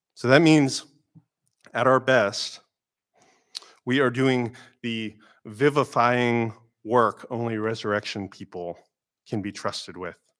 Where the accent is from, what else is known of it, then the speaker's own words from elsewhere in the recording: Florida, United States; moved away; growing up in Florida